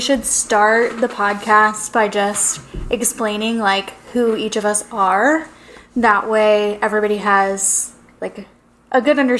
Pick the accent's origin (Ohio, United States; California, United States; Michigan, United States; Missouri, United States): Missouri, United States; St. Louis; moved away as an adult; now in Arizona, United States; I'm not from Arizona. I'm from St. Louis, Missouri.